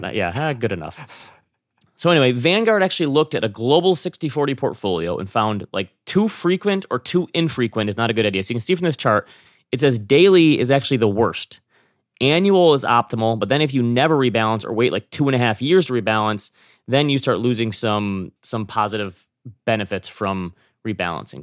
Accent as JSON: {"language": "English", "region": "Midwest", "country": "United States", "said": "I come from the Midwest where people are generally pretty nice."}